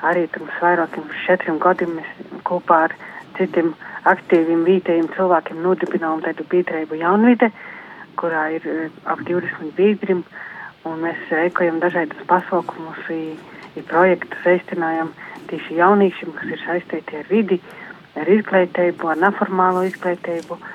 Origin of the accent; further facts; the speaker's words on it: Latvia; Es esmu no Freļu novada. Dzīvoju Upmanis pagasta Vatvorkavā, mazā teidā cīmatiņā, Dubnis upes krostā.